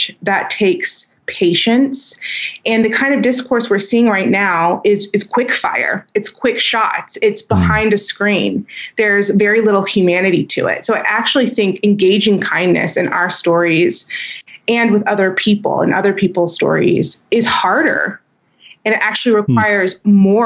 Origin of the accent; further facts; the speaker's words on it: Houston, Texas, United States; accent: twang; I grew up in Houston, Texas. So I'm I consider that Southern